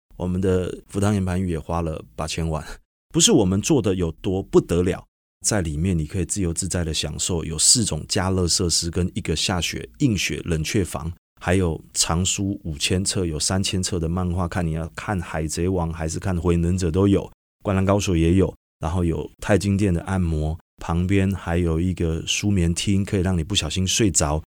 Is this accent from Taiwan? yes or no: yes; Tainan, Taiwan; moved away as an adult; also born or lived in Hsinchu; 我是二零零五年加入大陆格集团，我是台南人，来自台南的一个年轻小伙子